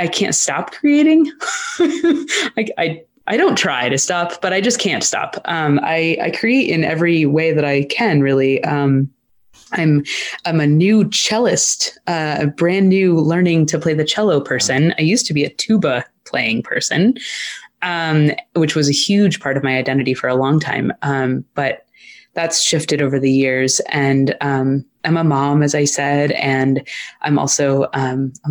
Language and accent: English; Maine, United States; I grew up in Maine